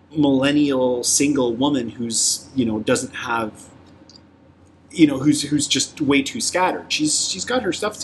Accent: Toronto, Ontario, Canada; the first neighborhoods that I grew up in Toronto

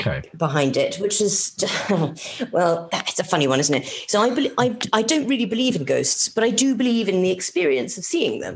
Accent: Madagascar; also born or lived in Yemen / Kenya / Morocco; so when I was growing up in Madagascar and Yemen and Kenya and Morocco.

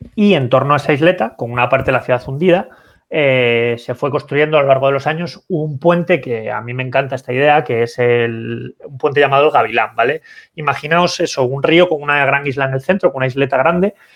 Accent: Santander, Cantabria, Spain; yo que soy de Santander

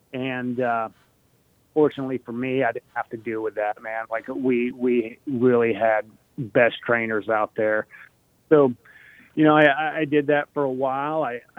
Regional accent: Arizona, United States; also born or lived in Connecticut; I was born in Connecticut. Then, we bounced around different countries, different states. Arizona was kind of home for me. That's where I graduated high school.

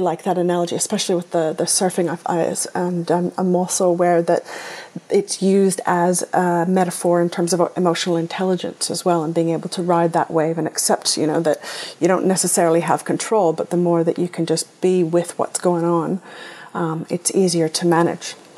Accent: Canada; growing up in Canada, skiing was part of what we did

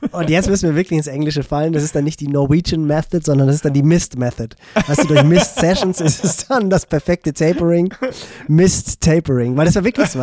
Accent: Northern Germany, Germany; als Norddeutscher

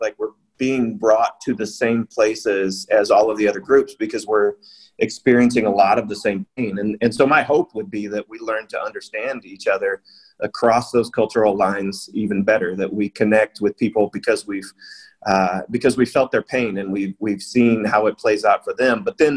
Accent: United States; now in China; my home country in the U.S.

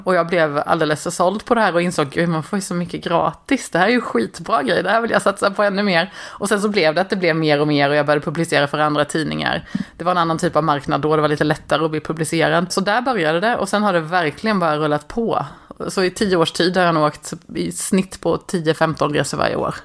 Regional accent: Småland, Sweden; Jag är smålänning

